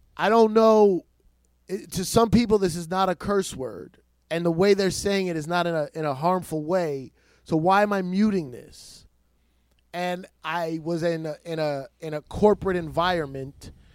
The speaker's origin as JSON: {"language": "English", "town": "New York City", "region": "New York", "country": "United States", "tie": "born or raised there", "said": "I'm born in New York City"}